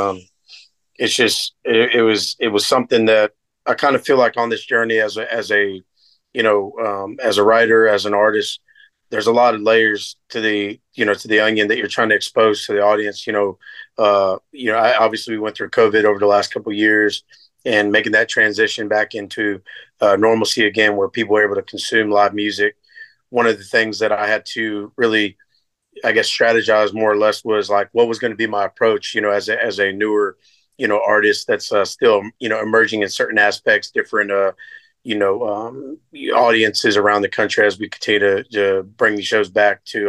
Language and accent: English; Seminole County and Volusia County, Florida, United States; also born or lived in Nashville, Tennessee; growing up in Seminole County and Volusia County, you know, Florida